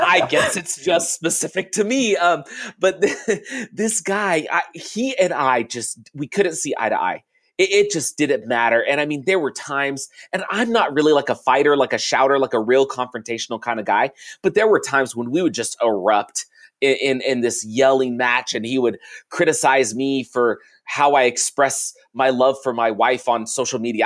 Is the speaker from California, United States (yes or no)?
yes; California, United States; I grew up in California